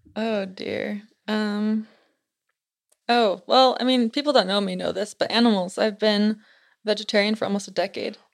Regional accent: Utah Valley, United States; I'm from Utah, born and raised in Utah Valley

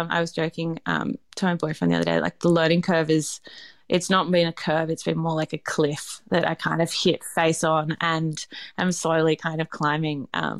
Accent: Australia; because I know also, like, from being Australian, knowing what a pub is

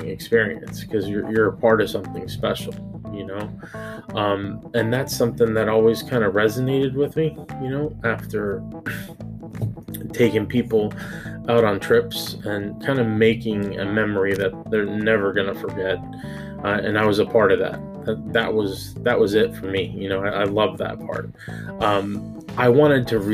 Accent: South Florida, United States; also born or lived in Cuba; I grew up bass fishing around Florida

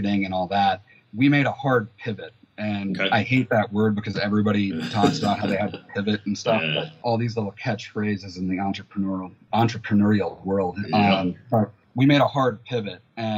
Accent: United States; also born or lived in China; I'm an American. I know American culture.

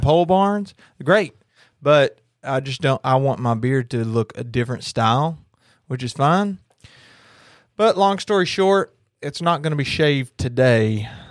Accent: Kentucky, United States; I'm from Kentucky

